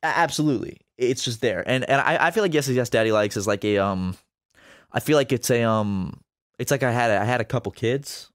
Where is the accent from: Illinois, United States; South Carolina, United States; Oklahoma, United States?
South Carolina, United States; Charleston; My hometown